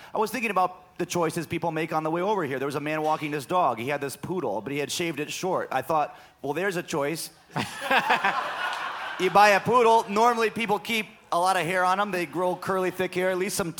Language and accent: English; Ann Arbor, Michigan, United States; also born or lived in California; I grew up in Ann Arbor primarily